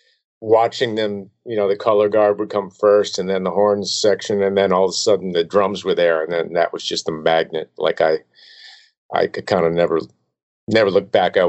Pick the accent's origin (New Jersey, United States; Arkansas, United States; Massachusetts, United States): New Jersey, United States; Glen Ridge; I grew up in Glen Ridge, New Jersey, a tiny little town